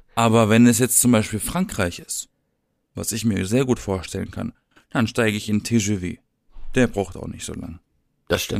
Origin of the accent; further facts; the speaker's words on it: Southern Germany, Germany; Ich komme aus dem Süden von Deutschland